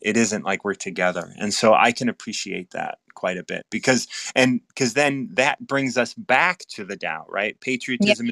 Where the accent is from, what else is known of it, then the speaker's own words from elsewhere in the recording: Chicago, Illinois, United States; having been born and raised in Chicago